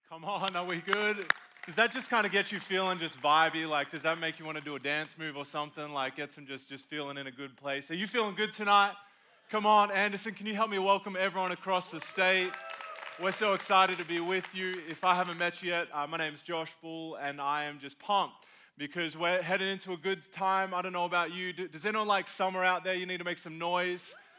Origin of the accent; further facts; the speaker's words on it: Australia; now in South Carolina, United States; I'm from Australia, moved to be a part of living in good old South Carolina